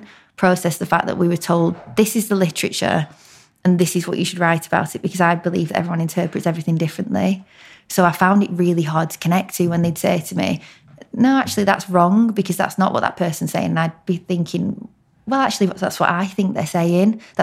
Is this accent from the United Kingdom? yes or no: yes; Blackburn, North West England, United Kingdom; also born or lived in York; I'm actually from Blackburn, which is Lancashire, hence the accent.